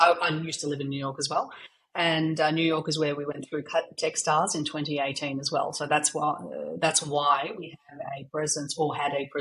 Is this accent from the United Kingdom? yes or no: no; Australia; accent: Aussie; moved away; Aussie. So my accent is not the one that the Americans are used